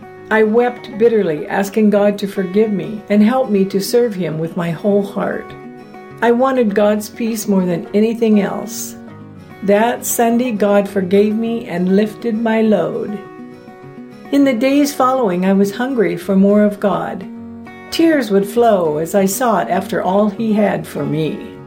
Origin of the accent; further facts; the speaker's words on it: East End, Tortola, British Virgin Islands; I grew up in East End, Tortola, British Virgin Islands, and I was the sixth of 17 children.